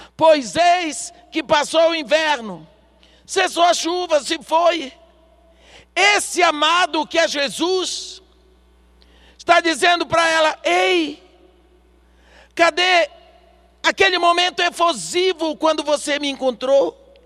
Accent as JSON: {"language": "Portuguese", "country": "Brazil", "said": "Eu sou brasileira. Aqui no Brasil"}